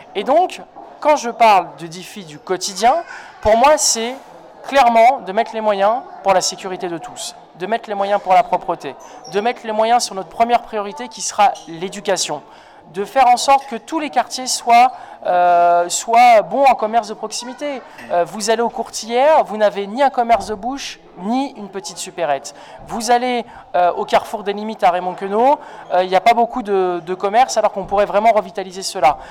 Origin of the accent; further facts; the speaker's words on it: La Courneuve, Île-de-France, France; now in Pantin, France; j'ai grandi à la Courneuve dans une cité HLM où sont toujours mes parents